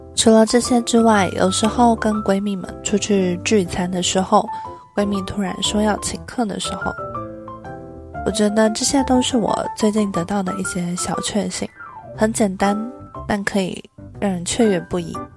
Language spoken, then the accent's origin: Chinese; Taipei, Taiwan; 一个土生土长却常常被误会是不会讲中文的台北人